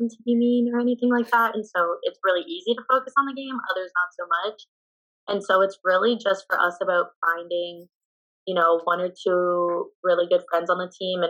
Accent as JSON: {"language": "English", "country": "Canada", "moved": "yes"}